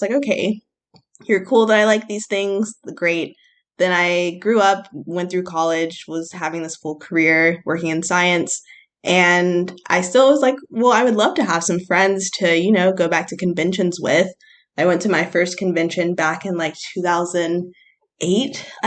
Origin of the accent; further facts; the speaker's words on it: United States; growing up in America